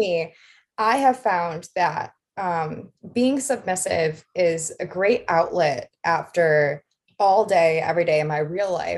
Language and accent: English; outside of Detroit, Michigan, United States; I grew up outside of Detroit